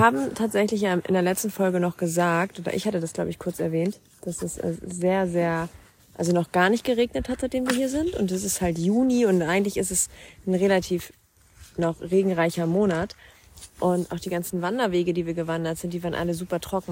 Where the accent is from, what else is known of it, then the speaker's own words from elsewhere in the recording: Schleswig-Holstein, Germany; wir kommen aus Norddeutschland, wir sind Schleswig-Holsteiner